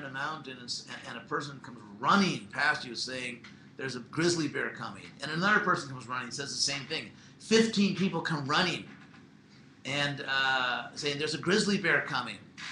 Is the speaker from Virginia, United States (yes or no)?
no; Southern California, United States; I'm from Southern California